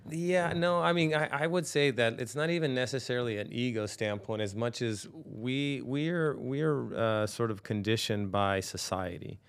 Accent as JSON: {"language": "English", "town": "Norwalk", "region": "California", "country": "United States", "tie": "born or raised there", "also_born_or_lived": "New York", "said": "I grew up in Norwalk"}